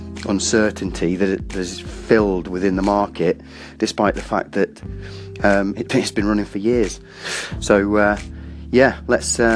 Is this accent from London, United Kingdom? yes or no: no; Welsh, Wales, United Kingdom; I'm Welsh